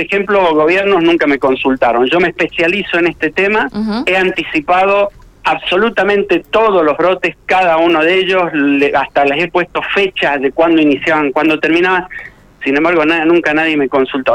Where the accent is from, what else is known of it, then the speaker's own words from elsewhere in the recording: Argentina; como argentino